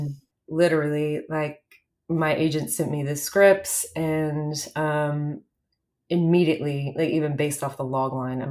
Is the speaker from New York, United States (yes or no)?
no; South Louisiana, United States; I grew up in South Louisiana, so very removed at the time from the film industry